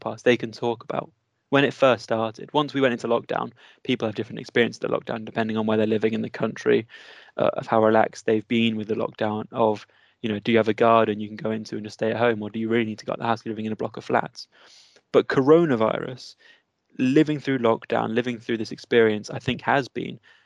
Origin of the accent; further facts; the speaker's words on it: United Kingdom; as part of being British